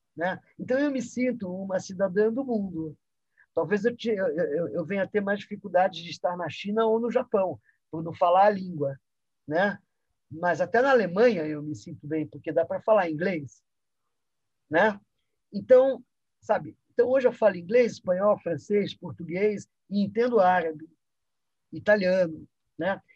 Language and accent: Portuguese; São Paulo, Brazil; also born or lived in Egypt; vou crescendo num ambiente onde o carnaval de rua também acontecia, que é a Avenida São João